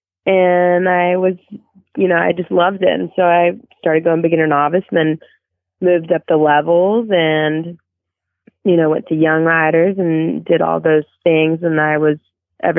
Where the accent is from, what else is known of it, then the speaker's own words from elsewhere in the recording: Azle, Texas, United States; I was born in Azle, Texas, which is maybe 15 minutes outside of Fort